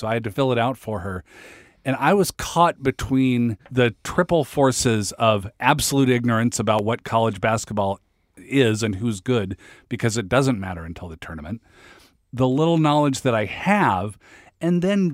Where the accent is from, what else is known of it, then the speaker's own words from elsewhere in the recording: Seattle, Washington, United States; I'm from Seattle